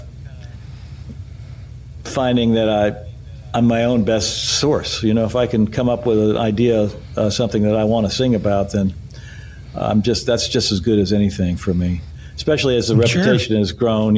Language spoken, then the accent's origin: English; West Virginia, United States; moved away as an adult; now in Nashville, United States; I was from West Virginia